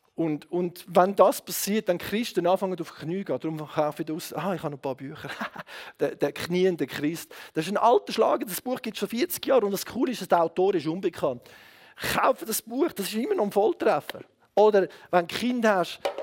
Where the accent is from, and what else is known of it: Switzerland